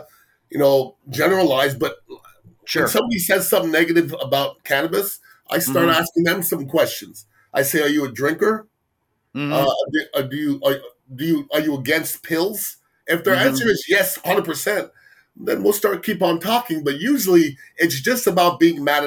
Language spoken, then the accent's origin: English; Canada; also born or lived in Tampa Bay, Florida; now in Tampa, United States; I was born in Canada. My parents are West Indian.